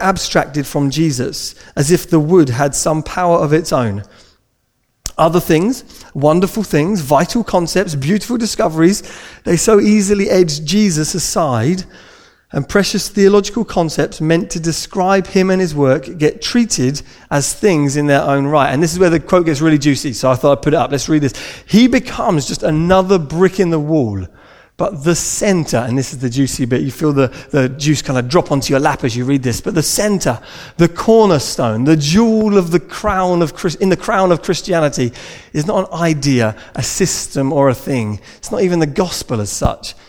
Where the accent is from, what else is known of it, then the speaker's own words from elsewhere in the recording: United Kingdom; we're British